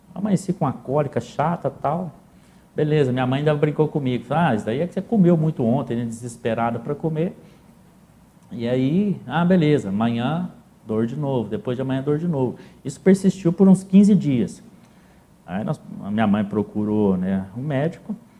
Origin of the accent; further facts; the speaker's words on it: Paraíso, Brazil; eu, até meus 18 anos sempre morei no sítio, sempre, ainda, né, até hoje, a, a gente tem esse lastro, né, o ganho, o principal ganho de vida nosso hoje ainda vem do, do setor agrícola. Mas eu sou natural de Paraíso